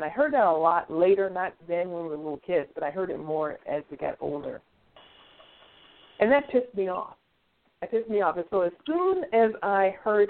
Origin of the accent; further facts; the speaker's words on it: New York, United States; moved away; also born or lived in Tennessee; When I grew up, I grew up primarily in New York.